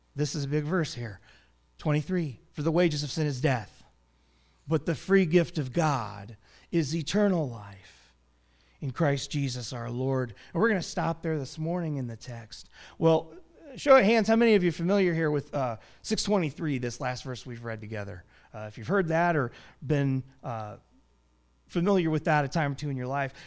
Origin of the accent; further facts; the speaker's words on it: United States; our history as American citizens